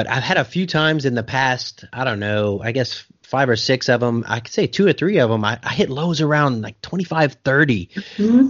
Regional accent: South Louisiana, United States; now in Oklahoma, United States; I'm from South Louisiana with the humidity and everything else

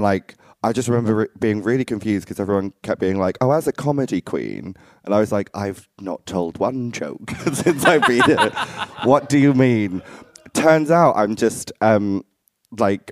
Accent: Essex, East of England, United Kingdom; I grew up in Essex. It's not too far from London

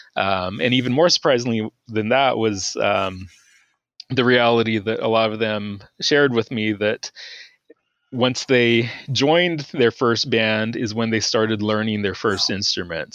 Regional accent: Texas, United States; moved away as an adult; also born or lived in Georgia; I'm originally from Texas

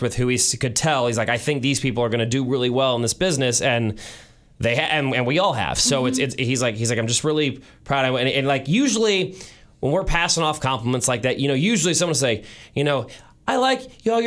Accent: St. Louis, Missouri, United States; I was born and raised in St. Louis.

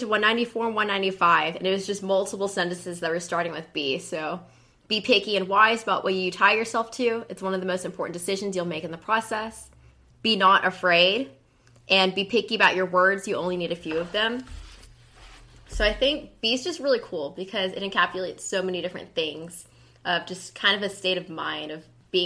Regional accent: Pflugerville, Texas, United States; I am from Pflugerville, Texas, just north of Austin.

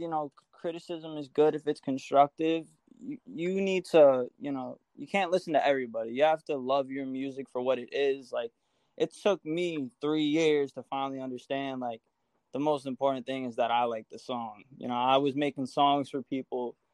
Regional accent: Long Island, New York, United States; I'm from Long Island

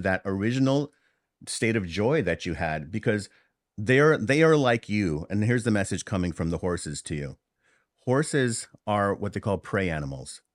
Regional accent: New York City, New York, United States; accent: Bronx English; first language Hindi; English is a second language; also born or lived in Harlem / India (ancestry); I'm from New York City. I was born in Harlem, raised in the Bronx. My family came from India. And, um, my first language was Hindi.

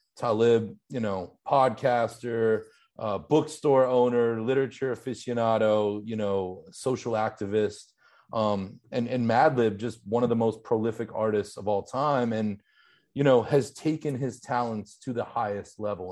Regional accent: Pittsburgh, Pennsylvania, United States; accent: Pittsburgh; I grew up in Pittsburgh

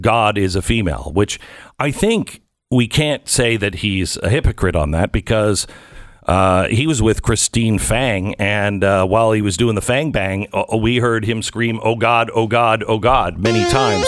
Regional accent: West Coast, United States; now in Texas, United States; I grew up in the West Coast

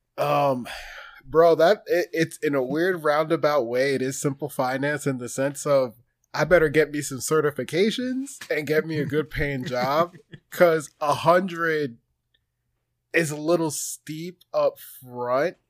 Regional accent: New Jersey, United States; I'm from New Jersey

